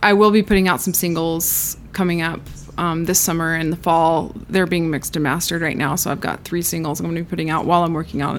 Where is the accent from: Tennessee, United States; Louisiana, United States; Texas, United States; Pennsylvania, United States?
Tennessee, United States; Knoxville; also born or lived in California / New York; now in Nashville, United States; Born and raised in Knoxville, Tennessee. And then I was living out in California and New York for a little bit. Most of my 20s, I was in California and New York.